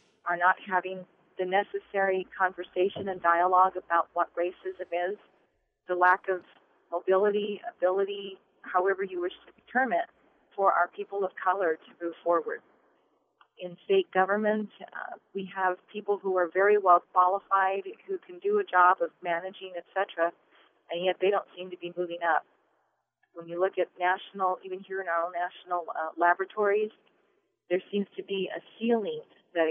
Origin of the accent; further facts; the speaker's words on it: Albuquerque, New Mexico, United States; I'm an Albuquerque native, born and raised in Albuquerque in the North Valley